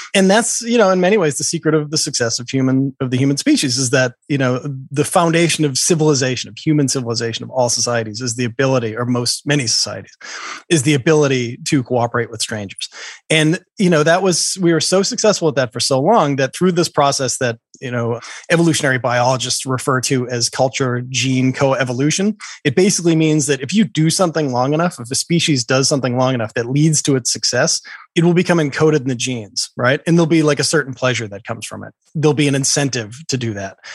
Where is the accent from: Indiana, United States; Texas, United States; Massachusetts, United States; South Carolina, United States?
Massachusetts, United States; Boston; I grew up in Boston.